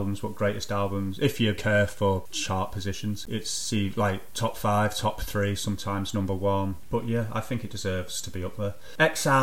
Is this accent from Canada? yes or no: no; England, United Kingdom; I'm from England myself